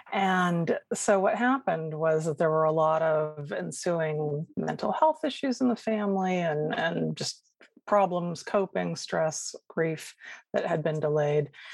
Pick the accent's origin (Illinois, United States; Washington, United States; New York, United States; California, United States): California, United States; Sacramento; I grew up in Sacramento, California, and left there when I was 18 to come down to Southern California for college.